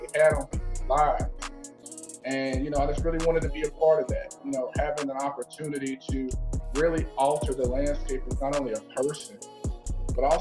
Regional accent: Nashville, Tennessee, United States; now in St. Louis, United States; I'm here from St. Louis, Missouri, but I'm originally from Nashville, Tennessee.

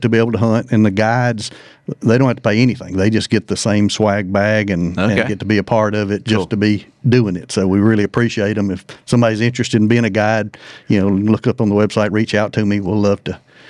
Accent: Giles County, Tennessee, United States; I grew up in Murray, Giles County.

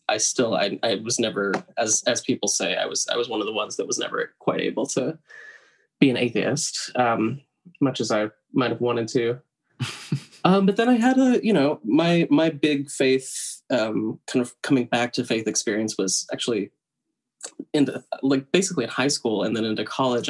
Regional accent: Tennessee, United States; moved away as an adult; also born or lived in Brooklyn, New York; now in New York, United States; I am originally from the South. I grew up in Tennessee

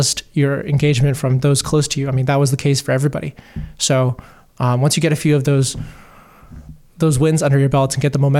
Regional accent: Hong Kong; moved away as an adult; also born or lived in Beijing, China; I grew up in Hong Kong, Beijing, and then I moved to Toronto at age 18 to go to university.

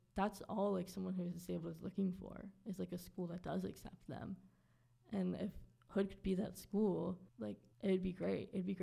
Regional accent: Waldorf, Maryland, United States; moved away; also born or lived in Baltimore, Maryland; I'm originally from Southern Maryland

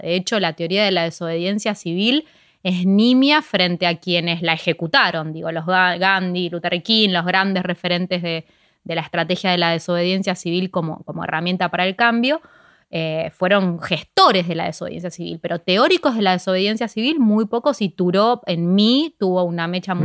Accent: Ciudad Evita, Buenos Aires Province, Argentina; empecé justo en Ciudad de Vita, que es de donde yo soy

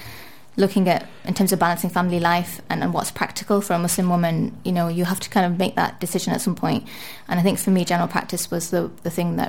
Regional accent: Manchester, North West England, United Kingdom; also born or lived in Liverpool; I was born and brought up in Manchester, England

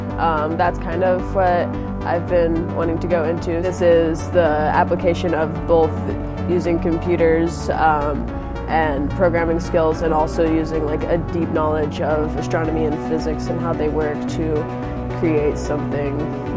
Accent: Republic, Missouri, United States; I'm from Republic.

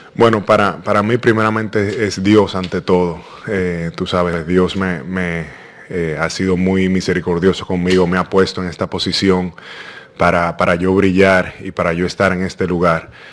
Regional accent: Dominican Republic; como dominicano

